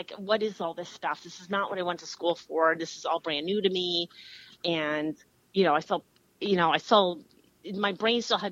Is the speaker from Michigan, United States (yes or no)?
no; Flemington, New Jersey, United States; also born or lived in Austin, Texas; I was born in Jersey City, New Jersey, and then I guess my family was part of what you call the Great White Flight of the early 70s